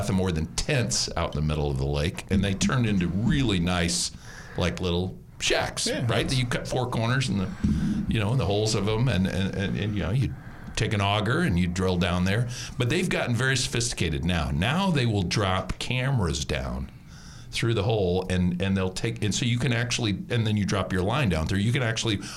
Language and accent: English; Stearns County, Minnesota, United States; moved away; I grew up about 75 miles from Lake Wobegon, fictitious Lake Wobegon, Stearns County, Minnesota.